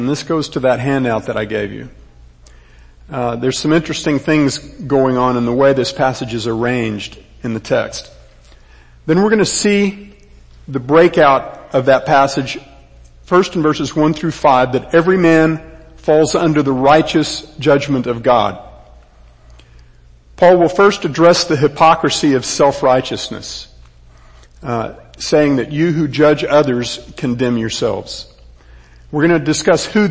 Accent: Texas, United States; I am a Texan, third generation

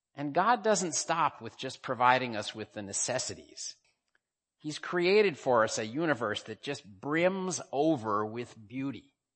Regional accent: United States; now in Hong Kong

